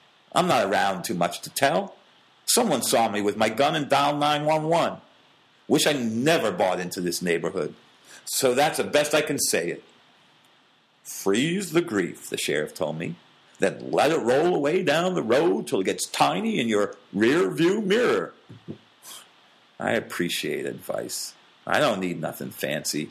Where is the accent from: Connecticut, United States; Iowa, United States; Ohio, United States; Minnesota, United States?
Connecticut, United States; as a kid growing up in Connecticut.